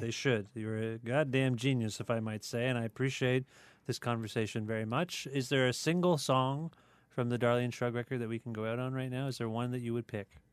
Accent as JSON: {"language": "English", "town": "Cambridge", "region": "Ontario", "country": "Canada", "tie": "born or raised there", "said": "I grew up in Cambridge"}